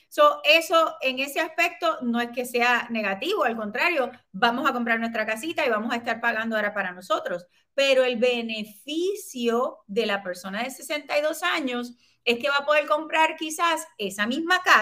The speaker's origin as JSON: {"language": "Spanish", "country": "Puerto Rico", "said": "Somos buenos puertorriqueños"}